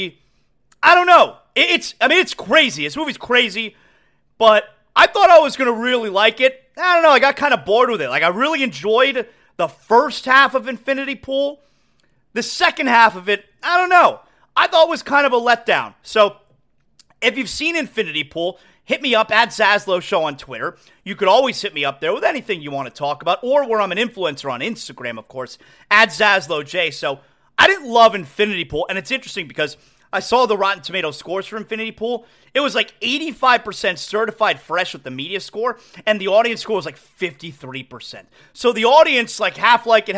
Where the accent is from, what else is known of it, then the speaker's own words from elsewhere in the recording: Aventura, Florida, United States; I grew up in Aventura